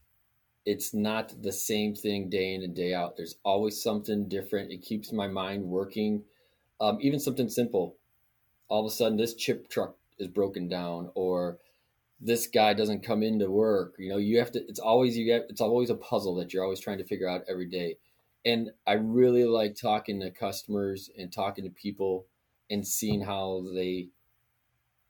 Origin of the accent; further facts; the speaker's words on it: Western New York, United States; moved away as an adult; now in Florida, United States; I grew up in Western New York